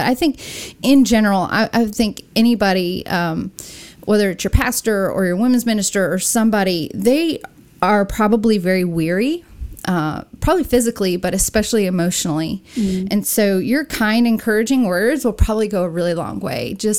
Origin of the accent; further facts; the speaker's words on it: California, United States; Well, I'm a SoCal girl turned into a Southerner, I guess. You can't tell that I'm from Southern California anymore with my accent.